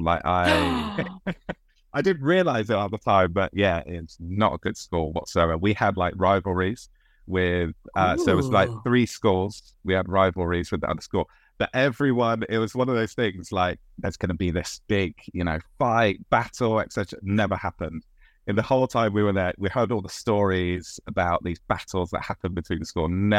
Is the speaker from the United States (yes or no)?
no; Bristol, South West England, United Kingdom; accent: Bristol; Bristol. Is oh, born Brizzle. And bred. Yeah, I love it. I might slip back into the accent as we talk.